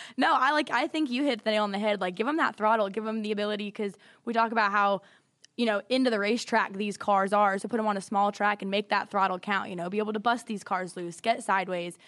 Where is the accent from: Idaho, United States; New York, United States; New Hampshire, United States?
Idaho, United States; I'm from Idaho